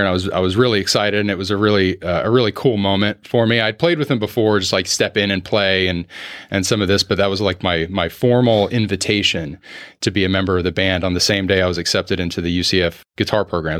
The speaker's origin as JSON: {"language": "English", "town": "Orlando", "region": "Florida", "country": "United States", "tie": "born or raised there", "also_born_or_lived": "Clermont, Florida", "said": "I'm one of the few born and raised in Orlando"}